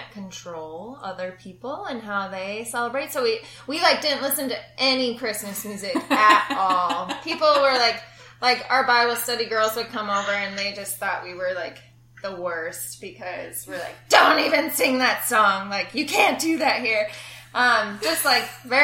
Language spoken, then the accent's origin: English; Brainerd, Minnesota, United States; moved away as an adult; also born or lived in Platteville, Wisconsin / Winona, Minnesota; now in Indianapolis, United States; I'm originally from Minnesota as well, from the beautiful town of Brainerd in central Minnesota.